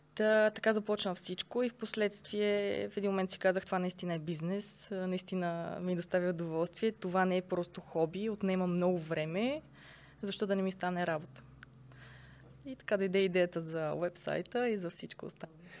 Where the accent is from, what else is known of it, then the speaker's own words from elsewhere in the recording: Sofia, Sofia City, Bulgaria; Родена съм в София, съм израснала тук